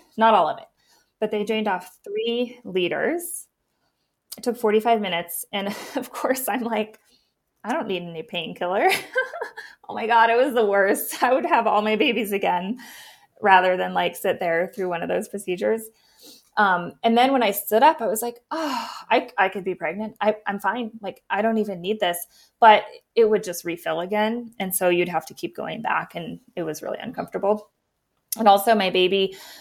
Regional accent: Missoula, Montana, United States; now in Bozeman, United States; I'm from Missoula

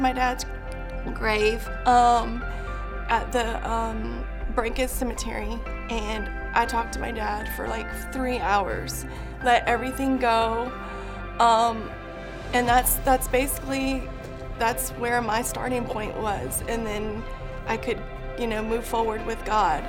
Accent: Pensacola, Florida, United States; I'm from Pensacola, Florida

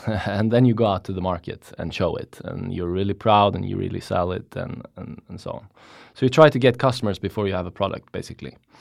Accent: Stockholm, Stockholm County, Sweden; I'm from Stockholm. Been living in Stockholm for basically all my life.

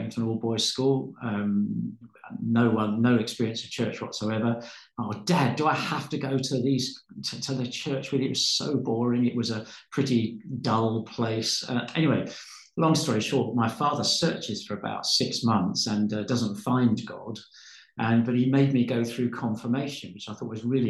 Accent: London, United Kingdom; I was born in London, University College Hospital, just off the Tottenham Court Road, to my parents who were living in Northwest London at the time

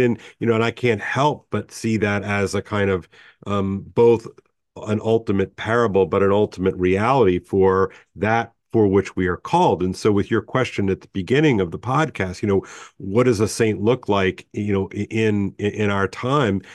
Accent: United States; I'm thoroughly American

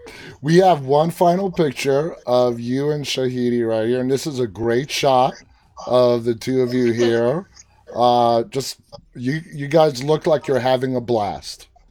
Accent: New York City, New York, United States; I am from New York City

